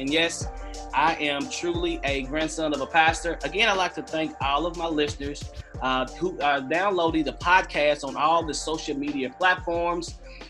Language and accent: English; Western Kentucky, United States; He does a lot in my hometown in Western Kentucky.